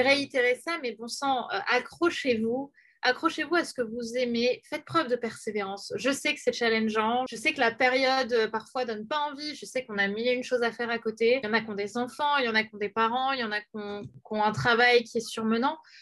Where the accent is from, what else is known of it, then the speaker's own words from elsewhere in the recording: Paris, Île-de-France, France; Je suis parisienne